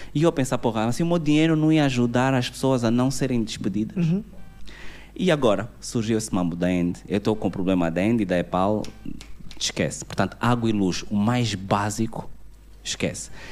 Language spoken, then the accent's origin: Portuguese; Angola; nós somos angolanos, estamos aqui